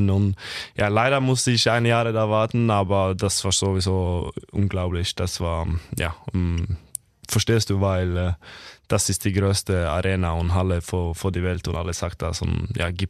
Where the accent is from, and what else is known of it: Norway; German is a second language; moved away as an adult; now in Kiel, Germany